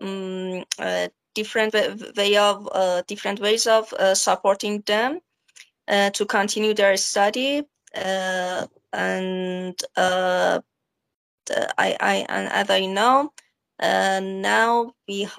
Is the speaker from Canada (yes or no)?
no; Iran; I'm from Iran. You know, I was born and brought up in Iran